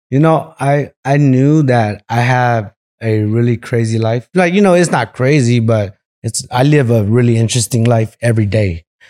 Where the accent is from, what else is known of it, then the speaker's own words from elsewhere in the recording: Merced, California, United States; also born or lived in Visalia, California; I was born in Visalia, California, and, um, we moved out to Merced when I was two years old. So, stayed there all my life until I got a little older